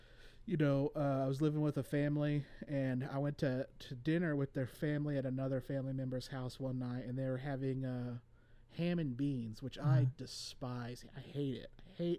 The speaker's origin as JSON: {"language": "English", "region": "Northeast Oklahoma", "country": "United States", "also_born_or_lived": "California", "said": "So I'm definitely not a hick, and I'm for sure not a redneck. I understand that because, yeah, you know, I'm from Northeast Oklahoma."}